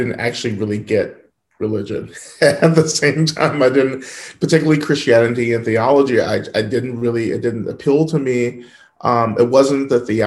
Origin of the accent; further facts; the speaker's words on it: the South, United States; I grew up in the South